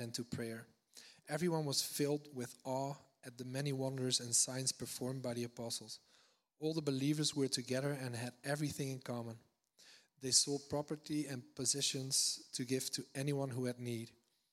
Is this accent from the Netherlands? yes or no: yes; Netherlands; now in Redding, United States; I'm from the Netherlands originally